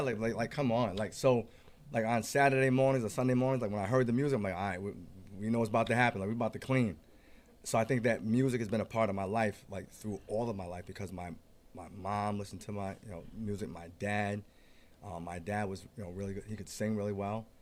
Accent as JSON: {"language": "English", "town": "East Providence", "region": "Rhode Island", "country": "United States", "tie": "born or raised there", "said": "born and raised in East Providence. Born and raised."}